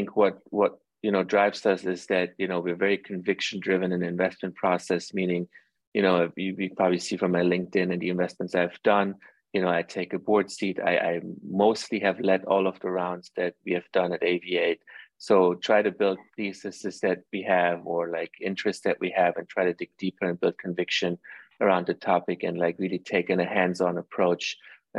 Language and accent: English; Germany; moved away; also born or lived in Iran; I grew up actually in Europe. I grew up in Germany most of my life. I was born in Iran.